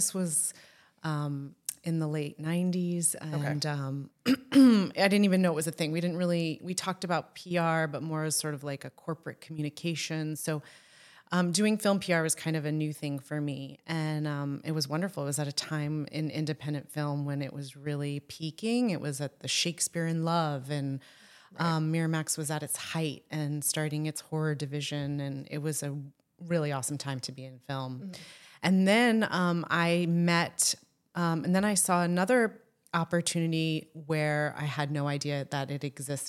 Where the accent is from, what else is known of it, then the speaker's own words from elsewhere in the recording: Florida, United States; I grew up in Florida, as I say, with shame and embarrassment.